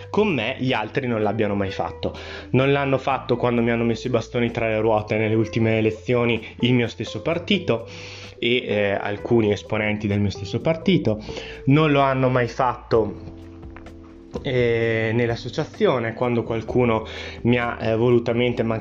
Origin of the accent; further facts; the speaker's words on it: Trentino-Alto Adige, Italy; Sì, sono un italiano anch'io, ma sono trentino, da, da, eh, che deriva, che viene da una famiglia trentina e quindi noi abbiamo una cultura che è in parte differente eh, rispetto a quella italiana perché siamo stati austro-ungarici